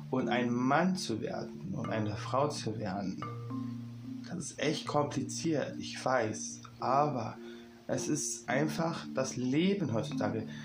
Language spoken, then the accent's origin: German; Berlin, Germany; Ich komme aus Berlin und bin 21 Jahre alt.